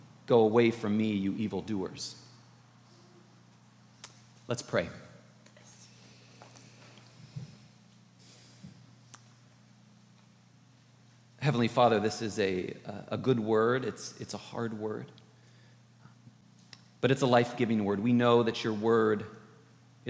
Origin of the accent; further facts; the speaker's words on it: California, United States; I'm from California